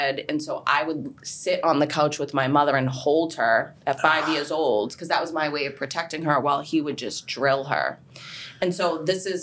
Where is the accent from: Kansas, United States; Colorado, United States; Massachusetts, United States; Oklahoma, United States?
Massachusetts, United States; Boston; I grew up in Charlestown, everybody knows everybody